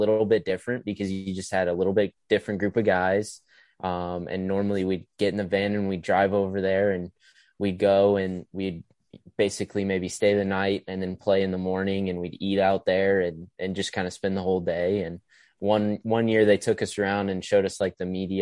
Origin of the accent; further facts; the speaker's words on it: Idaho, United States; I'm from Idaho